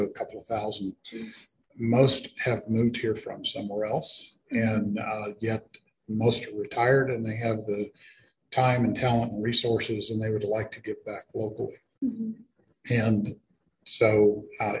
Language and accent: English; Boerne, Texas, United States; moved away as an adult; also born or lived in San Antonio; I grew up here in Bernie